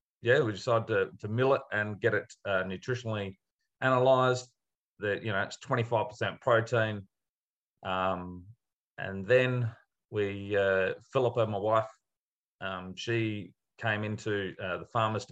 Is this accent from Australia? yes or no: yes; Adelaide, South Australia, Australia; I grew up in Adelaide